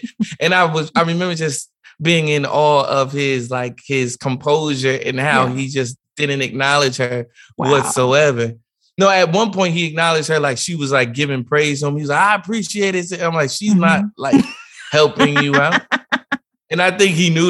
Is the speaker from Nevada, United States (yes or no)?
no; New Jersey, United States; I come from a very small, a very small town. So it's not like mega preachers come to our church all the time or anything like that. But we were at a different church. I'm from Jersey